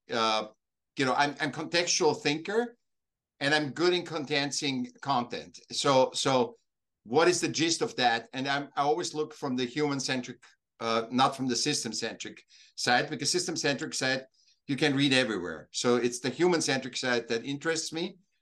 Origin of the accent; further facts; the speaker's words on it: Vienna, Austria; now in Laguna Beach, United States; I was born in Vienna, in Austria, but I'm I'm I'm now living uh, south of Los Angeles, L- Laguna Beach.